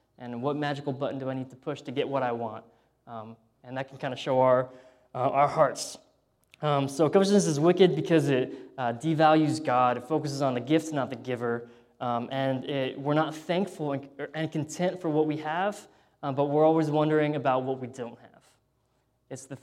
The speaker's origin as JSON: {"language": "English", "country": "United States", "moved": "yes", "said": "being an American there"}